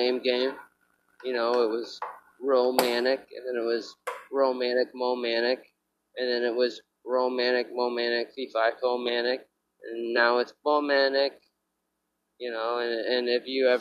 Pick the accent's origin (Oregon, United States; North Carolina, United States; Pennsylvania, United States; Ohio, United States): Ohio, United States; moved away as an adult; now in New York, United States; We're from Ohio, and you know, like in Ohio, you only spell dog DAWG.